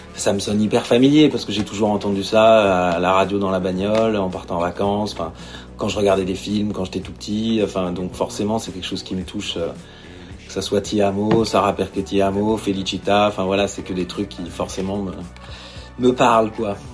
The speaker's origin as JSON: {"language": "French", "country": "Italy", "moved": "yes", "said": "je suis italien, donc je suis né en 81, donc euh, bah quand tu mates, euh, ne serait-ce que les dessins animés, euh, voilà, les, mangas importés par Berlusconi en Italie"}